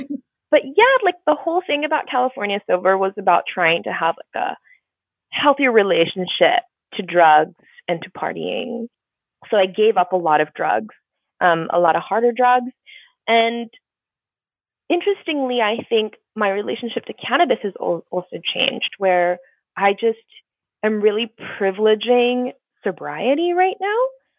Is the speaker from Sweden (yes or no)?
no; Singapore; also born or lived in Tokyo / New York; So, I grew up in Singapore. I was born in Singapore and raised between Singapore, Tokyo, and New York.